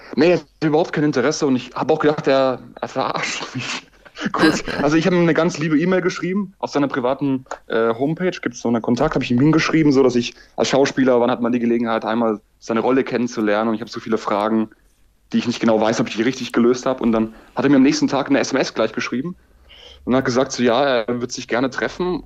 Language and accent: German; Styria, Austria; also born or lived in Graz; now in Jena, Germany; ich bin eigentlich ein Steirer, ein Steirer